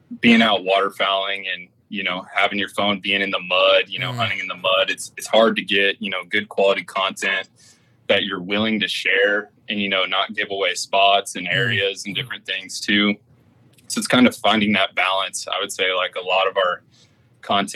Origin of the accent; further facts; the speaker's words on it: Albuquerque, New Mexico, United States; moved away as an adult; now in Tennessee, United States; I was born and raised in Albuquerque, New Mexico. You know, lived there pretty much my whole life until this last year